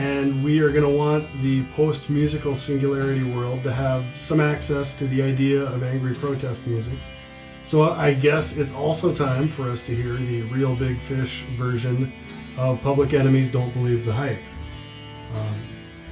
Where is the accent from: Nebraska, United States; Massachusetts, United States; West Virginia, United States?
Nebraska, United States; Blair; moved away as an adult; also born or lived in Twin Cities, Minnesota; Blair, Nebraska, which was the backwater where I grew up.